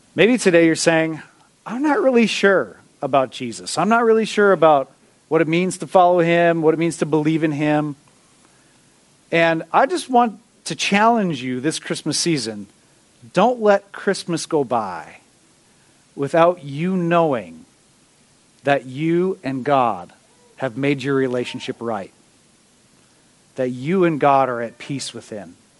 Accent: Minnesota, United States; we're from Minnesota. You know, we are naturally peacekeepers.

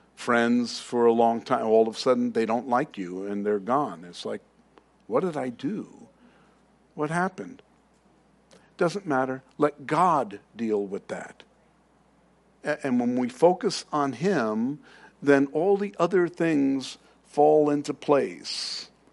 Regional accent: New York City, New York, United States; now in Arizona, United States; I'm from Queens, if you didn't know. Uh, I'm from New York.

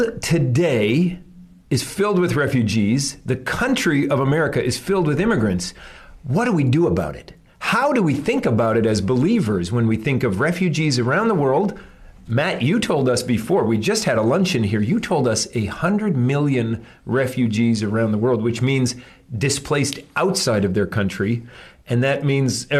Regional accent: Montreal, Quebec, Canada; the church I grew up in Montreal

